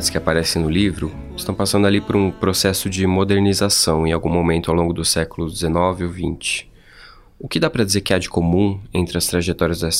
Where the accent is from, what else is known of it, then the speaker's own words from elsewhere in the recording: São Paulo, Brazil; accent: paulista; pouco estranho ouvir meu sotaque tão paulista.